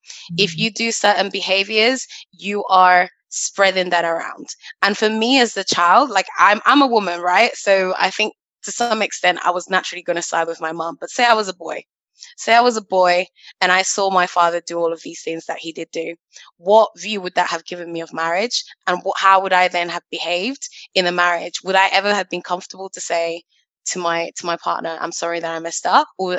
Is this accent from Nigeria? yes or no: yes; Nigeria; I'm Nigerian. Both my parents went to church. They took me to church every Sunday.